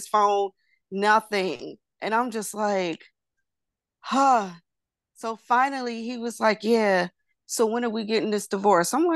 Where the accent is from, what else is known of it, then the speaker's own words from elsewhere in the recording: North Carolina, United States; I'm from North Carolina.